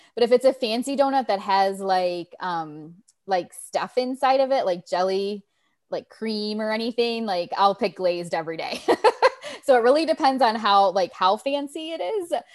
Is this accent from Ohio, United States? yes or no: yes; Ohio, United States; moved away; I'm from Ohio